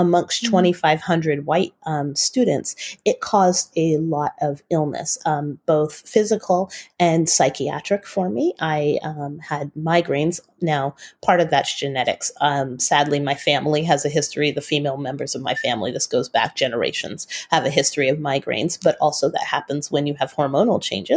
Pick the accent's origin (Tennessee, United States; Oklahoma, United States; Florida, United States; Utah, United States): Utah, United States; also born or lived in Bay Area, California; we moved from the Bay Area to Utah County, and that's where I attended high school